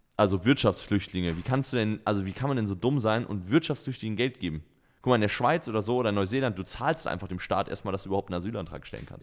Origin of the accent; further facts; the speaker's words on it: Germany; als Deutscher